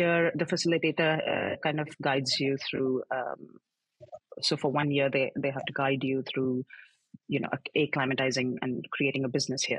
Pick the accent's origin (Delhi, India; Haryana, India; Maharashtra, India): Delhi, India; New Delhi; moved away as an adult; also born or lived in Tokyo, Japan / Singapore; now in Netherlands; I'm originally from India, from as you know, uh, from New Delhi, and um, I was I'm born and brought up there